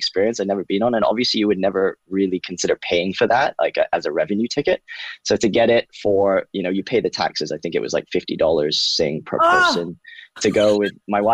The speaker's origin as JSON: {"language": "English", "country": "Hong Kong", "moved": "yes", "said": "I came from Hong Kong originally."}